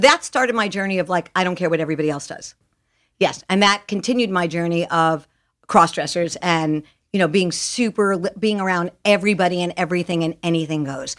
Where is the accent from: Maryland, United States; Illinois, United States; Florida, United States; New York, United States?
New York, United States; Jericho; moved away as an adult; also born or lived in Detroit; I lived there till I was six months old, and then I moved to this magical little town called Jericho, Long Island, New York